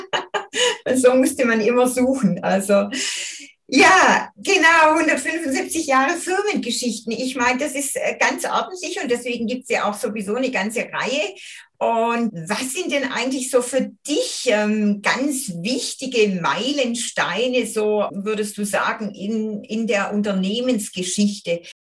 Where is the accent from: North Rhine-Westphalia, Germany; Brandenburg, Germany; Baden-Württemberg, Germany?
Baden-Württemberg, Germany; Göppingen district; Wir sind ja quasi in der Nachbarschaft zusammen aufgewachsen